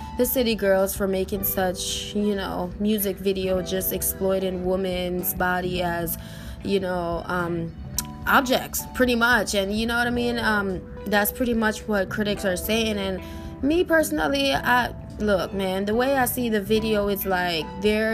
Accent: New York, United States; growing up in New York, we're so used to the snow

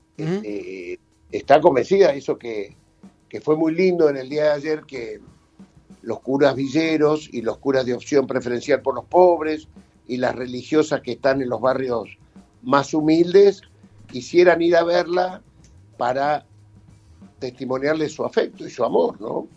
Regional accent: Argentina; Nosotros recibimos y arman nuestra argentinidad

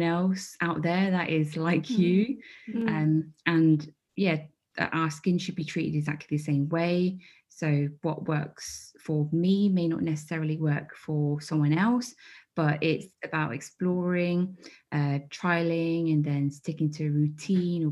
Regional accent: Midlands, United Kingdom; growing up in the Midlands, I think there was like me and one other like Chinese person.

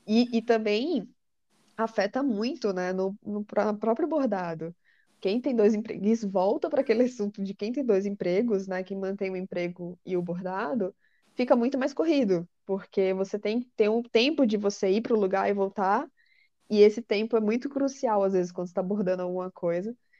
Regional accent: Natal, Rio Grande do Norte, Brazil; moved away as an adult; now in São Paulo, Brazil; eu morava em Natal, com meus, meus pais, eu sou de Natal, e eu vim morar em São Paulo

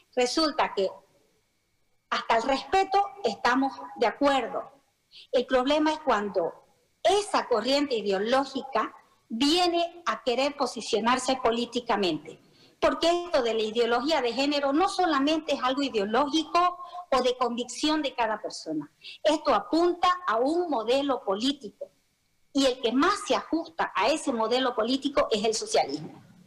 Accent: Bolivia; los bolivianos

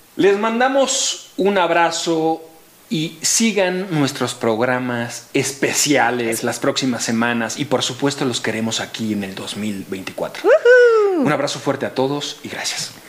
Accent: Mexico; somos los mexicanos

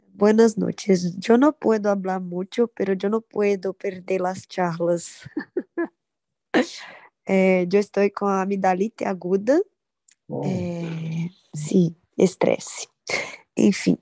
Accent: Belo Horizonte, Minas Gerais, Brazil; Spanish is a second language; soy brasileña, soy de Belo Horizonte

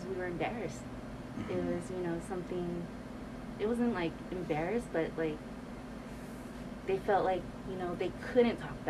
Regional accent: California, United States; I was born and raised in California

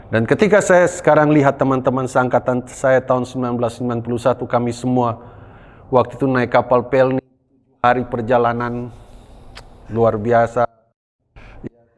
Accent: Papua, Indonesia; also born or lived in Malang; Ya karena memang saya lahir besar di Papua dan ingin melayani di Papua. Selesai saya pendidikan di Malang

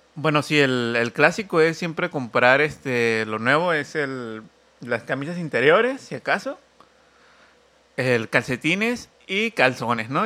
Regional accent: Oaxaca, Mexico; somos oaxaqueño

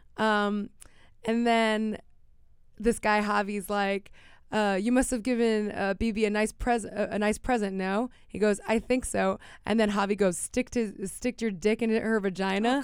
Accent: Miami, Florida, United States; I grew up in Miami

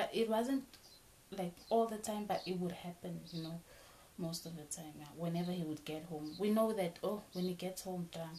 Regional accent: Mozambique; Okay. I'm from Mozambique, guys.

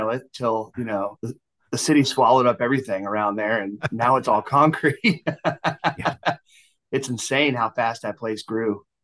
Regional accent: outskirts of Atlanta, Georgia, United States; also born or lived in Greenville, South Carolina / Florida; now in Texas, United States; I was born in uh, Greenville, South Carolina. Uh, grew up in Georgia, um, around the outskirts of Atlanta, and then uh, moved down to Florida.

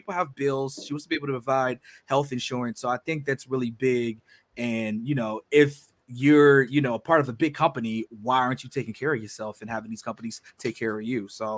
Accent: Virginia, United States; Because I'm from Virginia and we just like stress our syllables weird.

